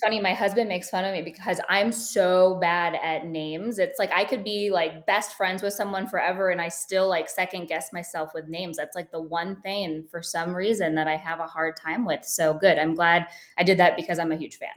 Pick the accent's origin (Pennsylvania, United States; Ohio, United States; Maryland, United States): Ohio, United States; Medina; moved away as an adult; also born or lived in South Florida; born and raised in a small town in Ohio, it's called Medina, Ohio.